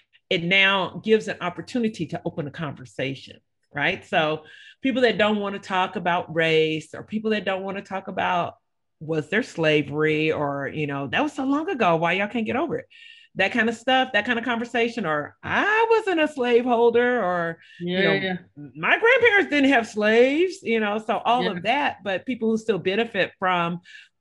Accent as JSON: {"language": "English", "region": "Texas", "country": "United States", "tie": "born or raised there", "also_born_or_lived": "California", "said": "I grew up here in Texas. I'm from California. I've been in Texas for more than 30 years."}